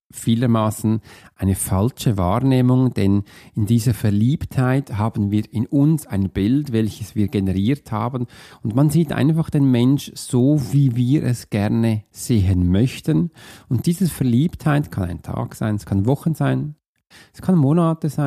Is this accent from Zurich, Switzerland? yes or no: yes; Zurich, Switzerland; Bei mir in der Nähe, wo ich aufgewachsen bin, gab es einen See. Das war der Türlersee.